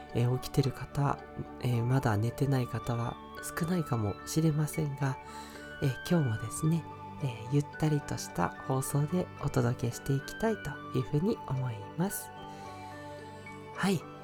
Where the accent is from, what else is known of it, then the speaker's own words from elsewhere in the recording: Fuchu, Tokyo, Japan; also born or lived in Kitakyushu, Fukuoka; 私生まれは東京で育ちも東京なんですけど